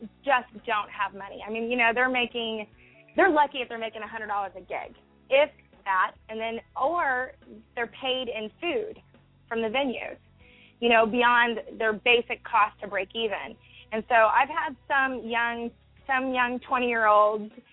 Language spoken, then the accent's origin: English; Texas, United States; Growing up in Texas